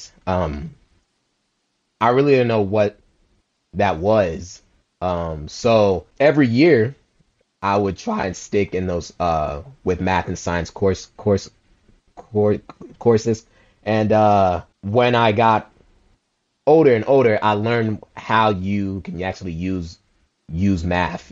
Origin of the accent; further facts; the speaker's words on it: United States; also born or lived in Liberia; I came into America at the age of 3. My mom and dad had sent my aunt to send for me. And I was born in Liberia.